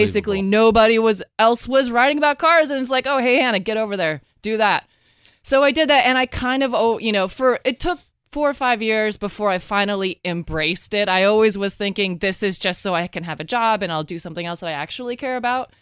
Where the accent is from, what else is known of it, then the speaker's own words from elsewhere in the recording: Oregon, United States; moved away; also born or lived in Texas; I'm originally from the West Coast.